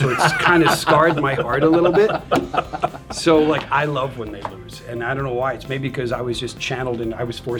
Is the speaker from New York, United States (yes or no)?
no; New Jersey, United States; moved away; I grew up in New Jersey.